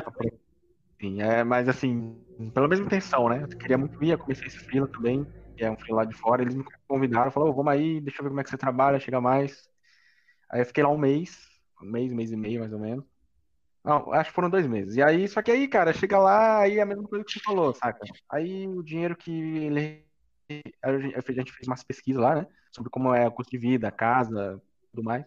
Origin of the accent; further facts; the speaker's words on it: Campinas, São Paulo, Brazil; moved away as an adult; now in São Paulo, Brazil; eu não sou de São Paulo, né? Eu era de, de Campinas.